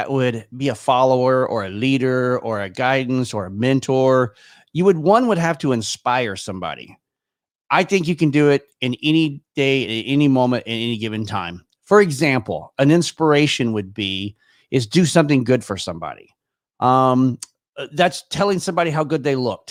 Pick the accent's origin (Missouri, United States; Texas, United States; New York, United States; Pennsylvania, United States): Texas, United States; Irving; moved away as an adult; also born or lived in Frisco, Texas; now in Michigan, United States; I was born and raised in Irving, Texas, which is just a suburb not too far away from there